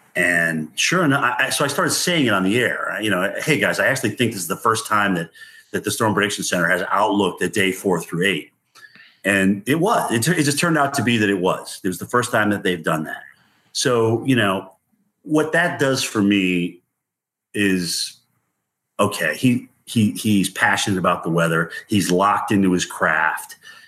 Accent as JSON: {"language": "English", "region": "Appalachia", "country": "United States", "tie": "born or raised there", "said": "I grew up in Appalachia. I love it. Being in the South, it's just a southern extent of the same mountain chain I grew up on."}